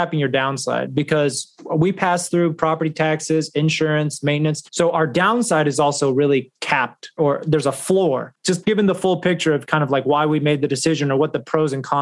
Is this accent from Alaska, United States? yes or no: no; North Texas, United States; moved away as an adult; also born or lived in New York / Florida; now in Dallas, United States; I'm originally from North Texas, so for me, I always knew that I wanted to come back home